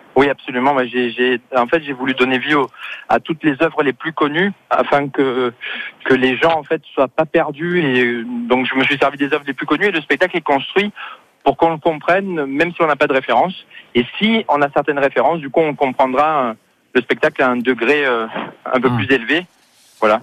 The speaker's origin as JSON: {"language": "French", "town": "Marseille", "region": "Provence-Alpes-Côte d'Azur", "country": "France", "moved": "yes", "lives_now": "Paris, France", "said": "j'habite Paris maintenant, mais c'est vrai que je suis originaire de Marseille"}